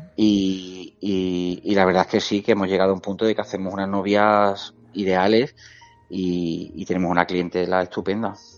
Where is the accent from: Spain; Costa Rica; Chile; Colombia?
Spain; La Algaba, Andalusia; now in Seville, Spain; Nosotros somos algabeños de La Algaba, yo siempre lo digo, soy un chico de pueblo.